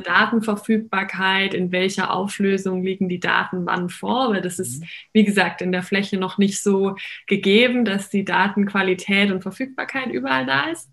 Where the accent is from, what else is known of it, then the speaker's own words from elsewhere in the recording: Heidenheim, Baden-Württemberg, Germany; ich komme ähm, aus Baden-Württemberg, mhm. ähm, mhm. aus Heidenheim.